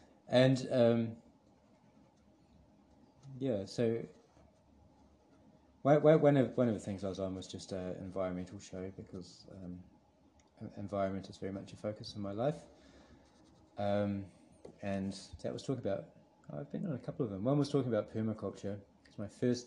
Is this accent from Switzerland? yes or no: no; New Zealand; also born or lived in Hamilton, New Zealand